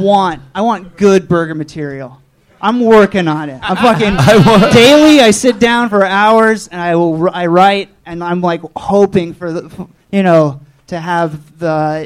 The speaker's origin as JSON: {"language": "English", "region": "Central Coast of California", "country": "United States", "said": "I'm from Central Coast of California."}